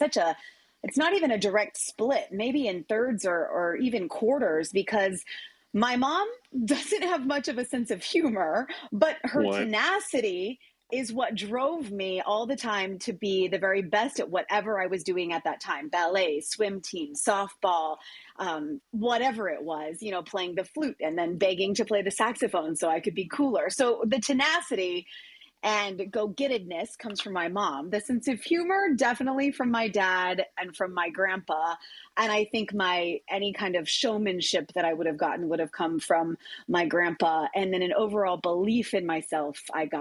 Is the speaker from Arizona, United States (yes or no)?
yes; Green Valley, Arizona, United States; also born or lived in Phoenix, Arizona; loved growing up in Green Valley